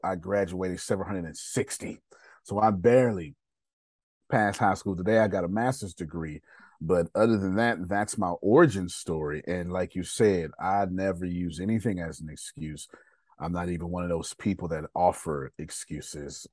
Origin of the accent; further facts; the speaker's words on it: Texas, United States; I failed the fifth grade, and I failed the sixth grade back to back in Texas. I'm from Texas